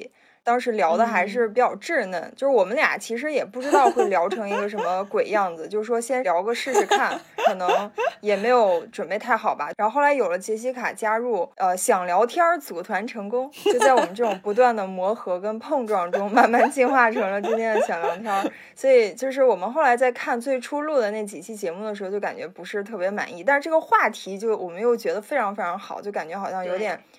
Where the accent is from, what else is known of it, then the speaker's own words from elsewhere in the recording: Handan, Hebei, China; moved away; 我的家乡就是邯郸。呃，它是一个位于河北省南部的一个城市，也被称为是成语之乡。